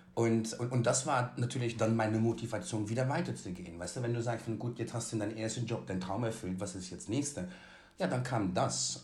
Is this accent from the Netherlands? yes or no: yes; Netherlands; moved away; Ich bin ja in Holland aufgewachsen.